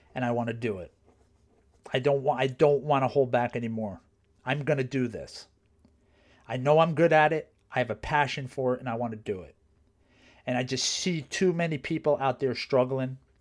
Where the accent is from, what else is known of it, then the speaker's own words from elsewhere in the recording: New Jersey, United States; there was a college where I grew up in New Jersey